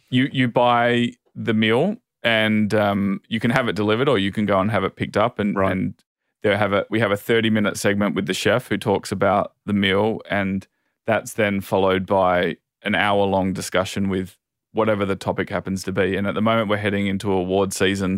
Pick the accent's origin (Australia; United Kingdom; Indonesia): Australia; Adelaide, South Australia; also born or lived in Sydney; now in Los Angeles, United States; I come from Adelaide originally, and Adelaide, I think it says it on the number plates, is the festival state